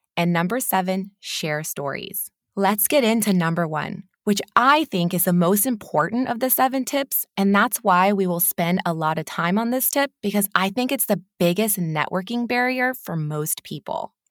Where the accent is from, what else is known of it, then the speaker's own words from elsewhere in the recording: California, United States; moved away as an adult; now in Newcastle, United Kingdom; I am a California native